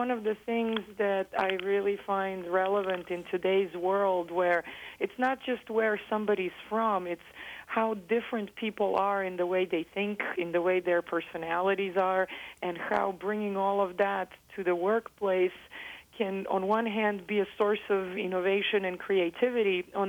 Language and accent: English; Belgrade, Serbia; English is a second language; also born or lived in United States; So I am originally from Belgrade, Serbia, and we grew up moving back and forth. My father was a Fulbright scholar and would come teach in the United States.